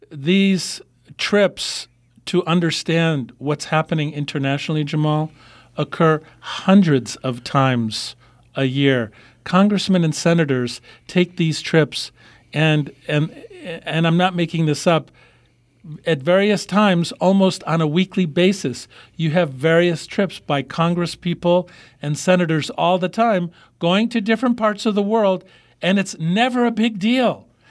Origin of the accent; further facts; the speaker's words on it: Michigan, United States; From Michigan. My home state.